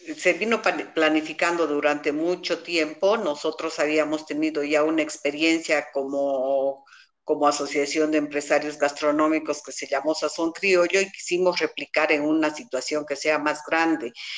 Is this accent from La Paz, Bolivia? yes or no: no; Cochabamba, Bolivia; Como buenos cochabambinos